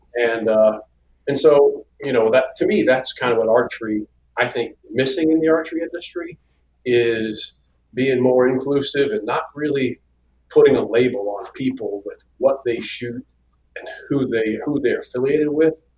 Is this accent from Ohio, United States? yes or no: yes; Ohio, United States; moved away as an adult; now in Georgia, United States; We're originally from Ohio, not from Georgia. We're Ohio native, lived in Ohio for 40 years.